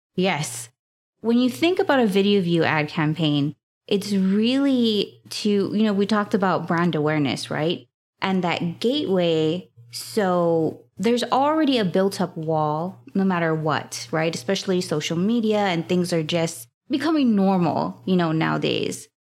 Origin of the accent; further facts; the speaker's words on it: Hawaii, United States; I am from Hawaii